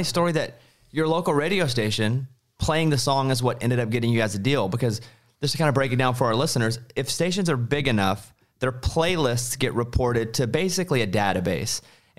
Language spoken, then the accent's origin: English; Arkansas, United States; we're the same age and basically from the same part of the world, because I'm from Arkansas.